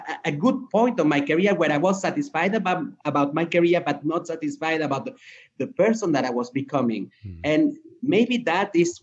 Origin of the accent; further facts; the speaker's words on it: French-speaking Switzerland, Romandy, Switzerland; moved away as an adult; also born or lived in Peru; now in Dubai, United Arab Emirates; I grew up in Switzerland in the French side